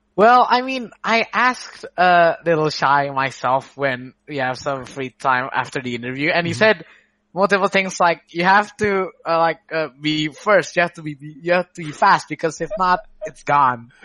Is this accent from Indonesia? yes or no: yes; Surabaya, East Java, Indonesia; I am from the Jatim area of uh, Indonesia, which is not not in Jakarta